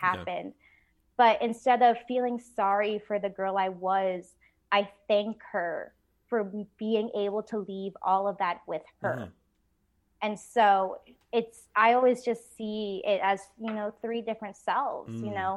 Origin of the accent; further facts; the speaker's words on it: United States; also born or lived in Vietnam; now in Nashville, United States; I was born in Vietnam and I was adopted when I was 6 months old. And so I'm very, very American